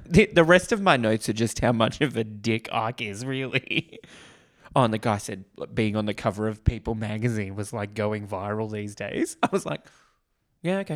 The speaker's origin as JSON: {"language": "English", "country": "Australia"}